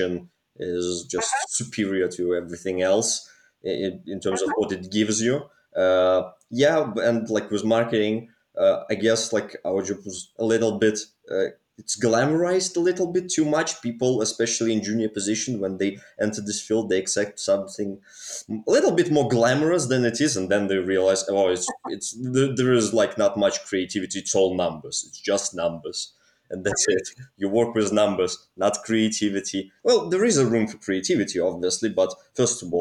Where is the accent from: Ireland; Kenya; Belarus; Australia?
Belarus; moved away; also born or lived in Manchester; I'm originally from Eastern Europe, a country called Belarus.